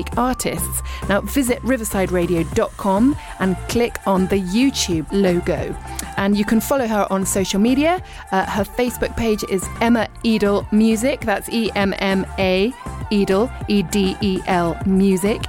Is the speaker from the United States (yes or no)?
no; Richmond, London, United Kingdom; moved away as an adult; now in East Sheen, United Kingdom; I was born in Richmond